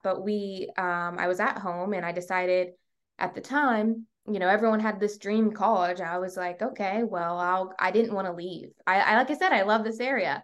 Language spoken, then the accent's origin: English; York County, Virginia, United States; also born or lived in Portsmouth, Virginia; I was born in Portsmouth, Virginia, and, um, we moved up to York County, Virginia, so not far like, an hour away when I was in third grade.